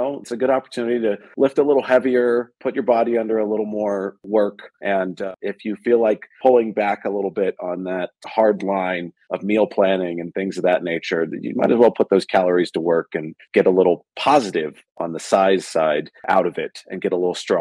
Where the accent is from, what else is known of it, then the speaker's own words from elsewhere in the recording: Bay Area, Silicon Valley, California, United States; I grew up in the Bay Area in Silicon Valley